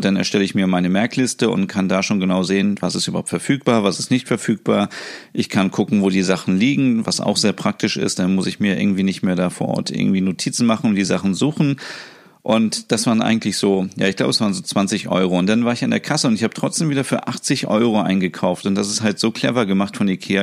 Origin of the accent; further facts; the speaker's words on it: Hanover, Lower Saxony, Germany; bei uns, wo ich aufgewachsen bin